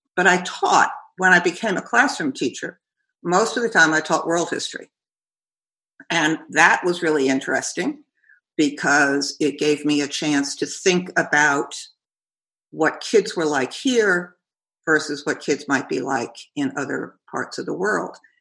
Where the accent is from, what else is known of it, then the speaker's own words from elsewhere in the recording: New York, United States; moved away as an adult; also born or lived in Ohio; now in Kentucky, United States; growing up in New York